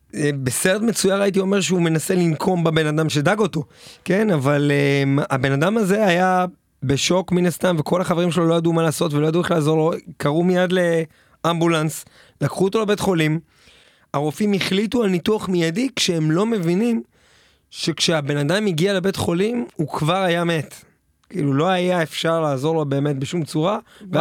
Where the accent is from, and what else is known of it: Jerusalem, Jerusalem District, Israel